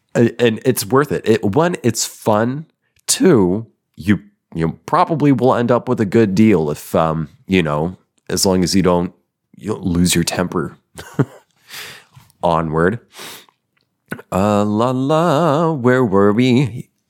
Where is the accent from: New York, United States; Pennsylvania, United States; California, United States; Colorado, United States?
Colorado, United States; Denver; I was born in Denver. Well, you know, suburb.